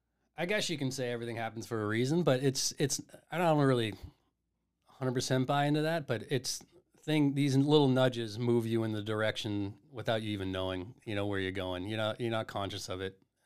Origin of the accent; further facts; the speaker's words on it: Massachusetts, United States; growing up in the South Shore and my dad working in Boston and having two older brothers